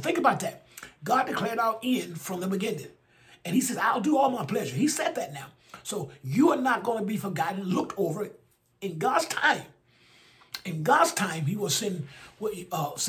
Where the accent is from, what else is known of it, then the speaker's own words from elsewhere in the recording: Alabama, United States; my home state of Alabama.